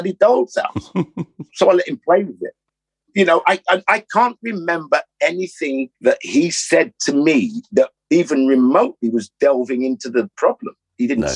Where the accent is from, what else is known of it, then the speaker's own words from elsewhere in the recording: London, United Kingdom; growing up in Notting Hill